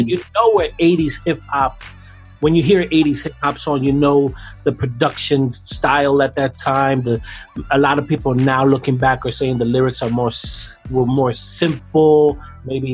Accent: New York, United States; Me growing up in New York

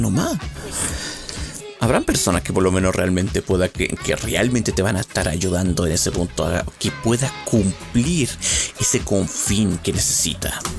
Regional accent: Chile; accent: Chilean; mi dialecto chileno salió un poco

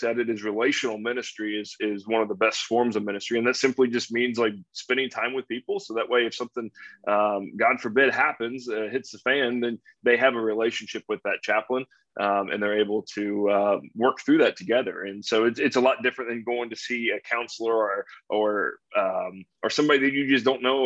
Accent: Northern Kentucky, United States; So I grew up in Northern Kentucky, just south of Cincinnati. And I lived there my whole life

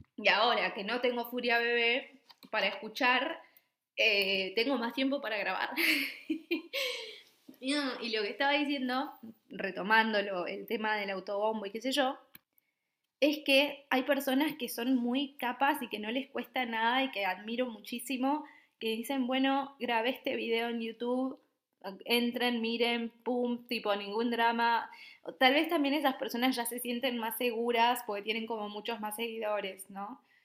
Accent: Misiones, Argentina; moved away as an adult; also born or lived in Buenos Aires, Argentina; now in Copenhagen, Denmark; yo soy de Misiones.

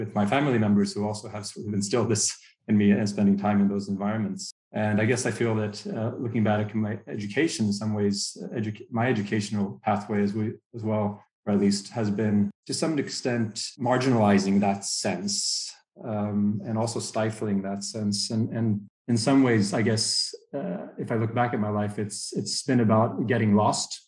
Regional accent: Uppsala, Uppsala County, Sweden; also born or lived in United States; I spend most of my life in Sweden, in and around the city of Uppsala

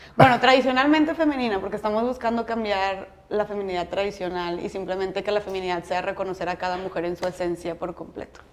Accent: Monterrey, Nuevo León, Mexico; yo soy de Monterrey

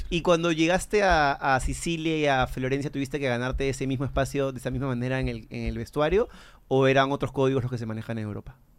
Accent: Peru; como peruano

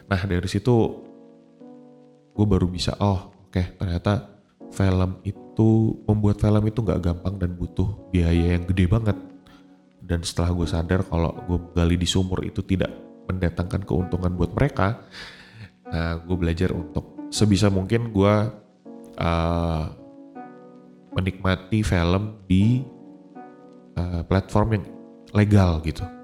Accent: Samarinda, East Kalimantan, Indonesia; Di daerah gue ya di Samarinda waktu itu saat gue udah uh, getol-getolnya nonton di bioskop gitu.

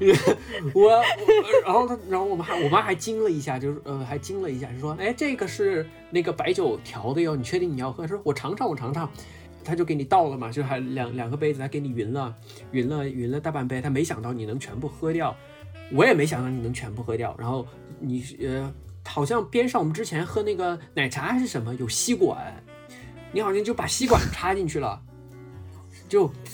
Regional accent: southern China, China; 我作为一个南方人

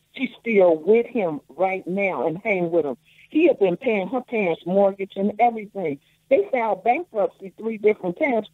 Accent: Chicago, Illinois, United States; I'm a Chicagoan

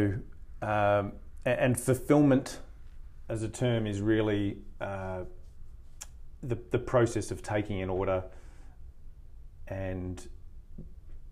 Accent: Australia; moved away as an adult; now in United States; with our background being Australian

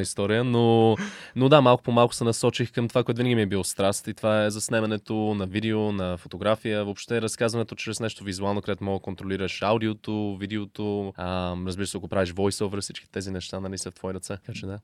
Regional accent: Halifax, Nova Scotia, Canada; moved away as an adult; also born or lived in United States / The Hague, Netherlands; now in Bulgaria; Канада, където съм израснал в Халифакс, по-голямата част от живота ми на източния бряг

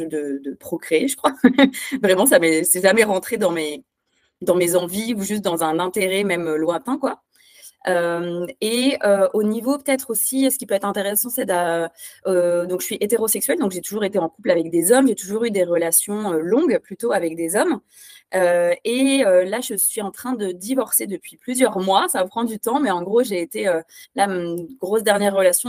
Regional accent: France; now in Belgium; je suis française, mais j'habite en Belgique

